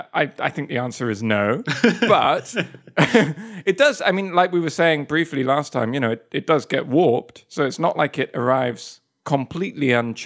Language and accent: English; Spain; born there; Maybe it's a Spanish thing, because I was born in Spain as well.